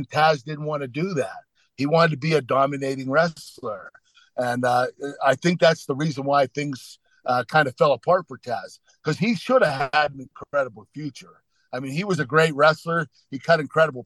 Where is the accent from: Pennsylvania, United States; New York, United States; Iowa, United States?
Pennsylvania, United States; Pittsburgh; my hometown of Pittsburgh